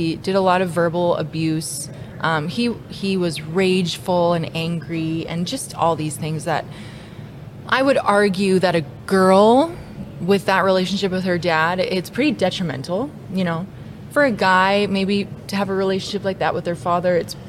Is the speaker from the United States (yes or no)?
no; Lloydminster, Canada; So I grew up in Lloydminster, born and raised.